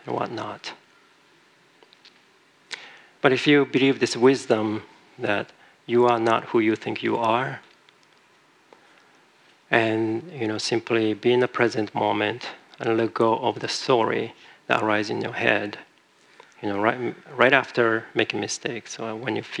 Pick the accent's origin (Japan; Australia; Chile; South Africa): Japan; moved away; I'm from Japan originally